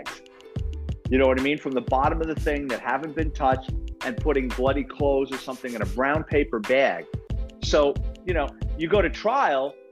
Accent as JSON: {"language": "English", "town": "New York City", "region": "New York", "country": "United States", "tie": "born or raised there", "said": "It's about growing up in the Bronx"}